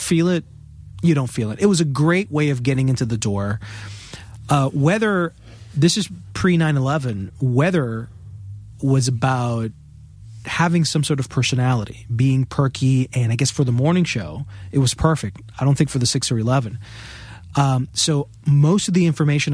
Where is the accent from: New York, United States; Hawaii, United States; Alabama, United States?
New York, United States; New York City; I was born in Queens, New York